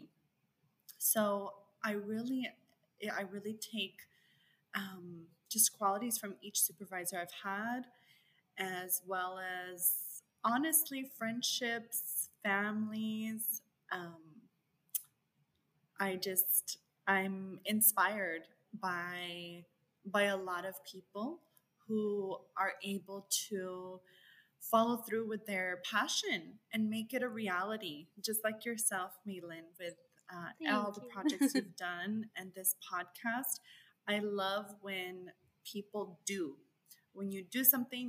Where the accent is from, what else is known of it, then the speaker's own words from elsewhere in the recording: El Paso, Texas, United States; growing up in El Paso, Texas